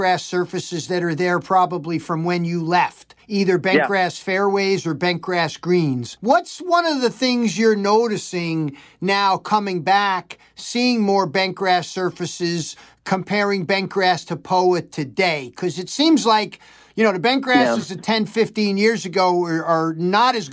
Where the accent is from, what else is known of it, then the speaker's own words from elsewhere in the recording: New York, United States; as a New Yorker